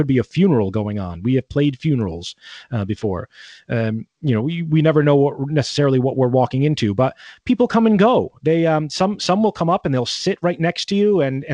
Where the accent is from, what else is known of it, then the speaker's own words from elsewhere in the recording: Connecticut, United States; moved away as an adult; now in Ireland; growing up in Connecticut in that household